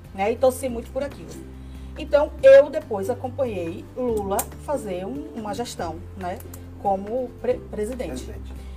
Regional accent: Itabuna, Bahia, Brazil; also born or lived in Aracaju / Salvador; eu sou de Tabuna, né? Nasci aqui, é, estudei fora, morei em Aracaju, morei em Salvador, depois retornei para Itabuna

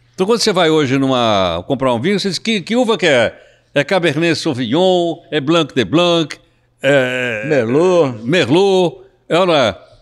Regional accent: São Paulo, Brazil; eu sou da Baixada do Glicério

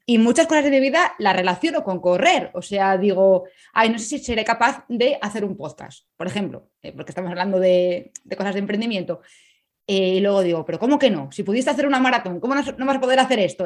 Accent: Madrid, Community of Madrid, Spain; moved away; also born or lived in Salamanca / Bremen; nací en Madrid

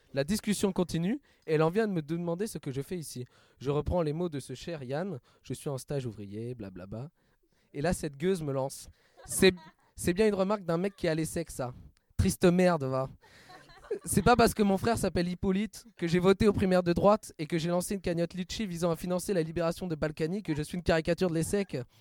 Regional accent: Bordeaux, Nouvelle-Aquitaine, France; Mon expérience terrain se déroulait chez moi à Bordeaux

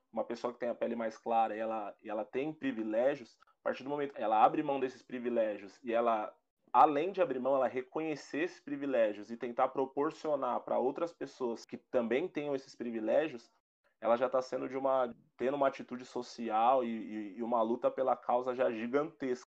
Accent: Brazil; eu aqui sou brasileiro e me acho branco

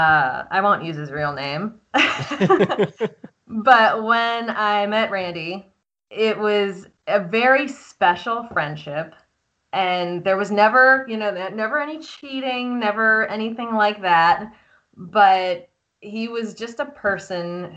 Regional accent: Columbia, Maryland, United States; moved away as an adult; also born or lived in Washington, D.C. / North Carolina / Virginia / Boston; now in Austin, United States; I am Columbia, Maryland, born and raised

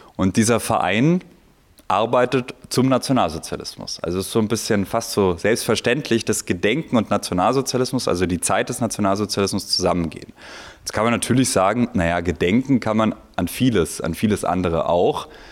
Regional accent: Italy; now in Vienna, Austria; ich bin in Italien zur Schule gegangen

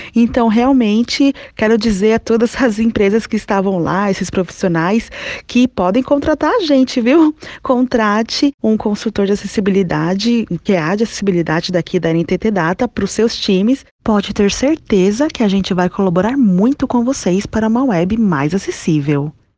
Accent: São Paulo, Brazil; eu sou de São Paulo

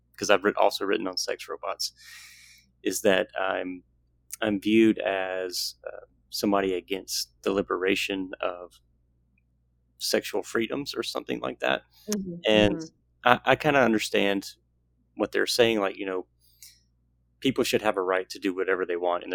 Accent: the South, United States; growing up in the South

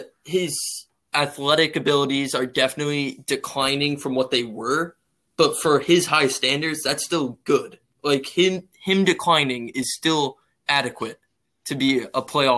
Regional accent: Westerly, Rhode Island, United States; I am also from Westerly, Rhode Island.

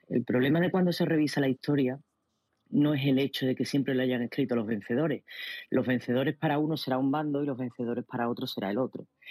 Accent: Spain; como española

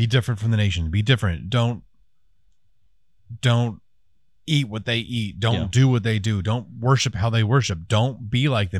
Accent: Scotland, United Kingdom; I'm Scottish. I should.

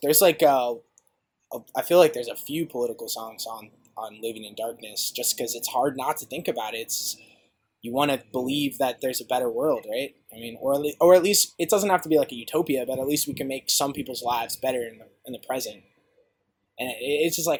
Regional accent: Cincinnati, Ohio, United States; moved away; I'm from Ohio originally, in Cincinnati to be specific

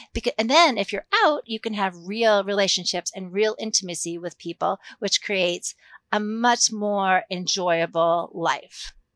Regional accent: Massachusetts, United States; moved away as an adult; also born or lived in San Francisco / Japan; now in Lexington, Kentucky, United States; I'm not originally from Kentucky, I'm a, from Massachusetts, um, but I've lived in Kentucky since nineteen ninety-two, so, uh, I lived here much longer than I lived in the Northeast, but I grew up in the Northeast

